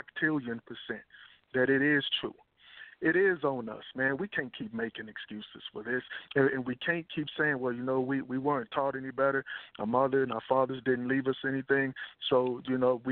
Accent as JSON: {"language": "English", "region": "Texas", "country": "United States", "tie": "born or raised there", "also_born_or_lived": "Dallas", "said": "I grew up in Texas"}